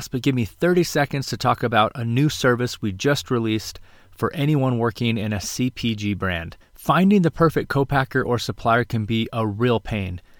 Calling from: California, United States; I am in Marin County, just over the San Francisco Golden Gate Bridge.

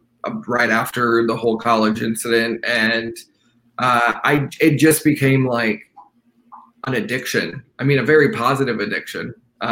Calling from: Fort Worth, Texas, United States; I am calling from Fort Worth, Texas.

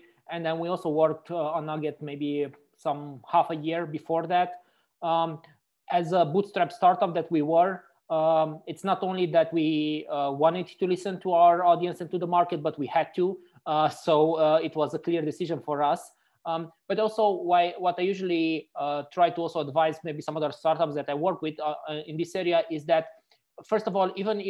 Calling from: Frankfurt, Hesse, Germany; I'm calling from Frankfurt in Germany right now.

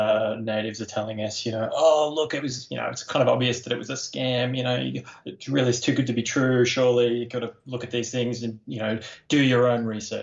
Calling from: Australia; G'day, Matt. It's … from Australia.

